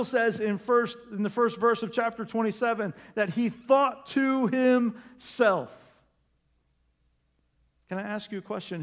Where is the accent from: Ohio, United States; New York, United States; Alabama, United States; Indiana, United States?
Indiana, United States; Terre Haute; I'm from Terre Haute, Indiana